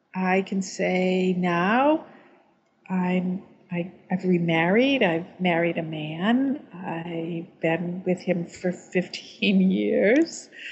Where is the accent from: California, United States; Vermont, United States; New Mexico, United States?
Vermont, United States; I'm from Vermont.